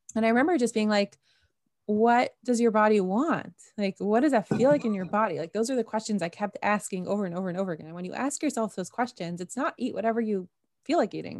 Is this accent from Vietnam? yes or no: no; Toronto, Ontario, Canada; also born or lived in Jerusalem, Israel; now in Karmiel, Israel; I'm originally from Toronto.